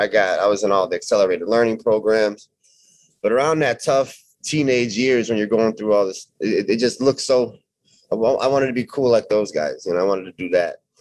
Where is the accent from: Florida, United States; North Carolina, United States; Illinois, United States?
Illinois, United States; Chicago suburbs; Chicago suburbs, about 20 minutes outside Chicago, 30 minutes.